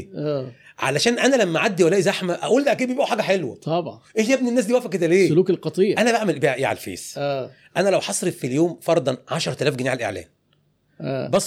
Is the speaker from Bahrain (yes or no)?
no; Egypt; قالت لي اسم كبير في عالم الموضه عندنا في مصر